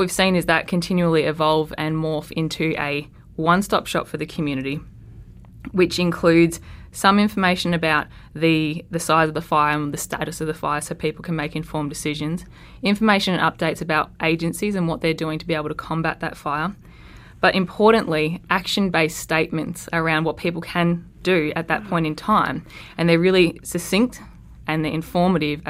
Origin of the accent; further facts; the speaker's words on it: Australia; I'm Australian